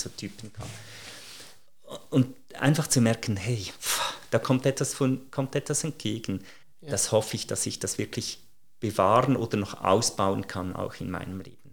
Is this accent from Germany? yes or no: no; Switzerland; als Schweizer